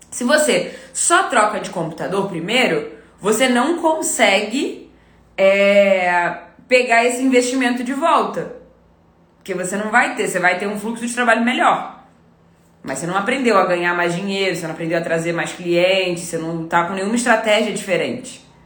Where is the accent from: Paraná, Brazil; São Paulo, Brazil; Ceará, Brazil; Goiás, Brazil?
Goiás, Brazil; Goiânia; now in Goiás, Brazil; Eu sou de Goiânia